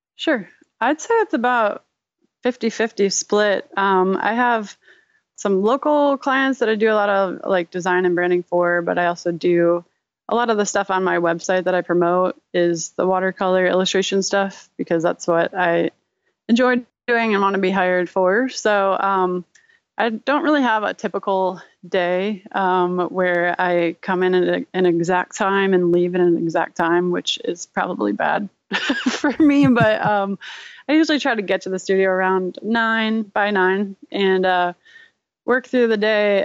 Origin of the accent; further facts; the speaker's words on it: Rochester, New York, United States; I was born and raised in Rochester, New York, um, home of Kodak